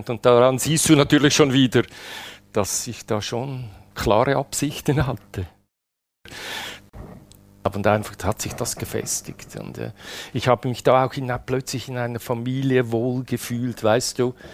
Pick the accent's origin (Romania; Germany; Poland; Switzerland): Switzerland; Karriere, so wie es sein muss. Als Schweizer. Als Schweizer, ja.